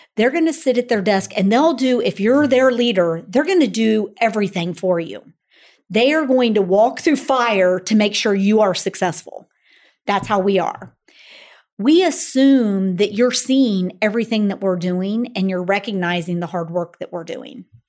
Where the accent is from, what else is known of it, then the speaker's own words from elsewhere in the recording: Springfield, Ohio, United States; I grew up in Springfield, Ohio